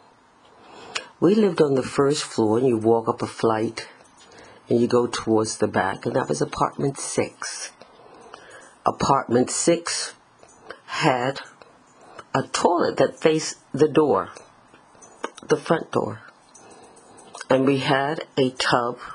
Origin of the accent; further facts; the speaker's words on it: New York City, New York, United States; growing up in the Bronx.